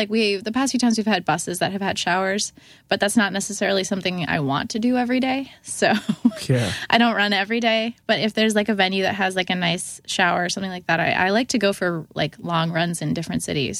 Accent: Syracuse, New York, United States; I did definitely listen to … because of the fact that I'm from Syracuse.

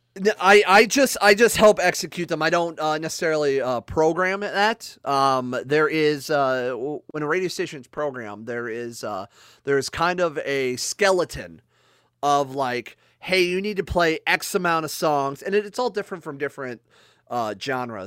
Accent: Akron, Ohio, United States; moved away; I'm originally actually from Akron, Ohio

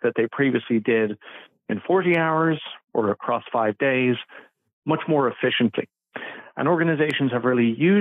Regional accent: Ireland; I'm originally from Ireland

